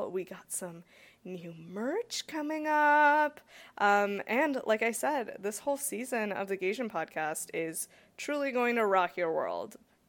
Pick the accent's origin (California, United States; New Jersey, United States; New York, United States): California, United States; because I'm born and raised in California, and I'm like, okay, I know the West Coast